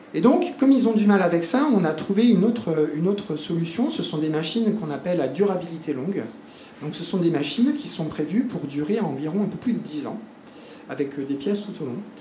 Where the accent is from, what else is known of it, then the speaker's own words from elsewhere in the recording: France; moved away as an adult; also born or lived in Montpellier, France / Argentina; now in French Polynesia; je suis né en France, hein, j'ai fait ma scolarité en France